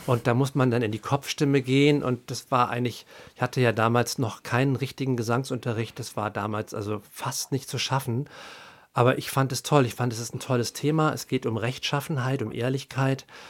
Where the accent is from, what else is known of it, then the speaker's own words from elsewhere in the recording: Haan, North Rhine-Westphalia, Germany; now in Berlin, Germany; ich bin ja aus dem Rheinland und da, wo ich Abi gemacht habe, das ist so ein kleines Kaff in der Nähe von Düsseldorf im Bergischen Land, Hahn Rheinland mit Doppel-A.